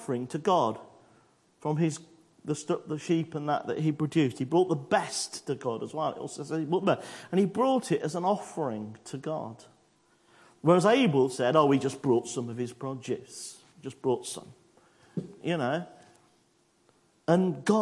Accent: United Kingdom; I'm British

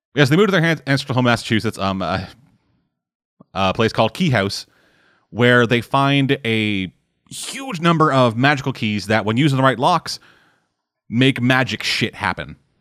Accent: Canada; I'm fucking Canadian

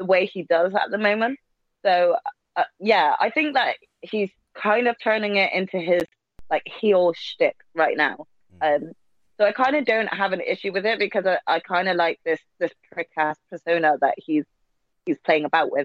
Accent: United Kingdom; for us Brits

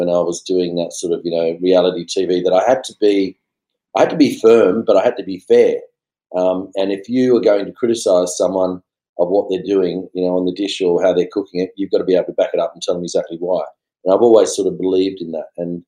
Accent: Blacktown, New South Wales, Australia; also born or lived in Tamworth, New South Wales; I was born in Tamworth, lived on a farm for 4 or 5 years, And then we left and went to a dairy farm. And we actually left that dairy farm when I was about 8, and we moved to the Western suburbs. So I actually grew up mainly around Blacktown area

